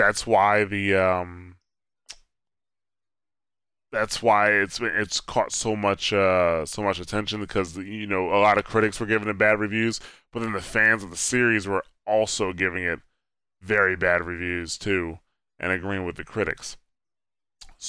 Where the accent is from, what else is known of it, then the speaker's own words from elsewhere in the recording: Newark, New Jersey, United States; I grew up in Newark, New Jersey.